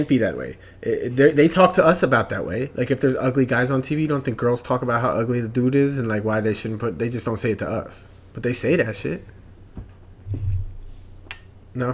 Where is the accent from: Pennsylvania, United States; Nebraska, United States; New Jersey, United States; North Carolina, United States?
Pennsylvania, United States; Philadelphia; being a Philadelphian